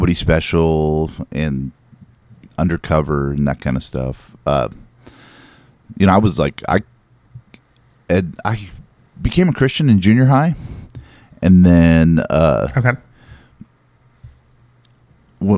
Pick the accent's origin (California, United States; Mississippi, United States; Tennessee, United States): California, United States; Northern; I'm from Northern California